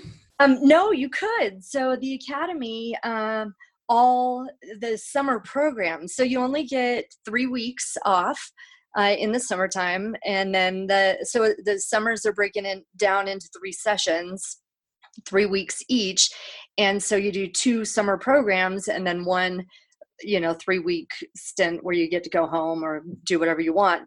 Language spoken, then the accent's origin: English; Salt Lake City, Utah, United States; I grew up uh, in Salt Lake City, Utah, as an only child and a non Mormon.